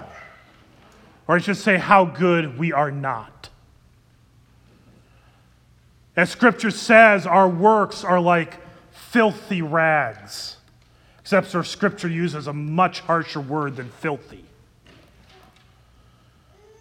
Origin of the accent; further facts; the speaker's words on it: Ankeny, Iowa, United States; I grew up in Ankeny, Iowa. I lived there from second grade till I graduated from high school.